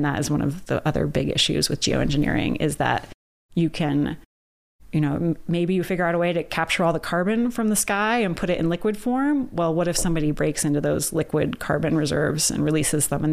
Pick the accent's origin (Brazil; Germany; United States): United States; now in Canada; I'm an American